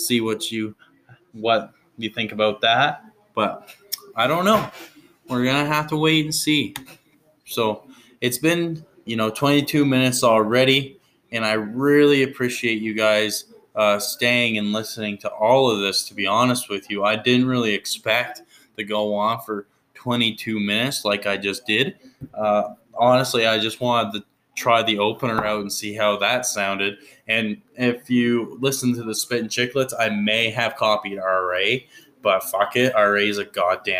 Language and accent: English; New Brunswick, Canada; I grew up in New Brunswick